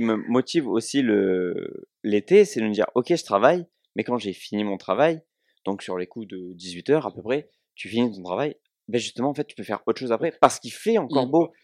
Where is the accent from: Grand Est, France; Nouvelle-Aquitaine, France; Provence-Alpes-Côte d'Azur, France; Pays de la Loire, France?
Provence-Alpes-Côte d'Azur, France; accent: southern (cigales et soleil); J'espère que mon accent euh, a ramené les cigales et le soleil